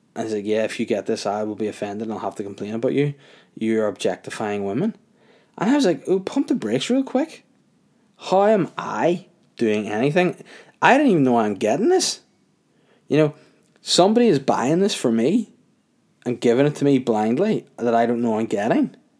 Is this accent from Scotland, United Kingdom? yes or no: no; Holywood, Northern Ireland, United Kingdom; also born or lived in Crawfordsburn; I'm from North Down originally. Brought up in Hollywood, moved to Croftsburn, moved out, out of North Down for a while.